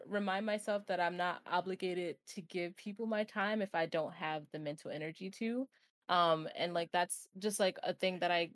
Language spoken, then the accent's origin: English; New York, United States; I'm a New Yorker.